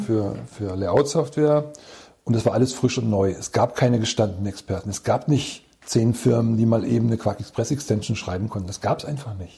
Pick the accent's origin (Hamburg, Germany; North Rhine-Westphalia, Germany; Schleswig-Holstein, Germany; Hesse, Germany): Hamburg, Germany; Hamburg area, Germany; moved away; also born or lived in near Wismar; weil ich ein Fischkopf bin. Also ich komme eigentlich aus der Gegend von Hamburg